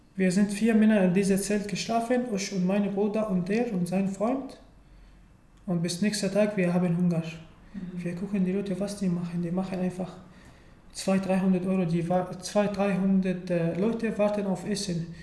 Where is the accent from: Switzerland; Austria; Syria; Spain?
Syria; German is a second language; moved away as an adult; also born or lived in Turkey; now in Germany; ich komme aus Syrien und äh, ich wohne in Deutschland seit ungefähr drei Jahren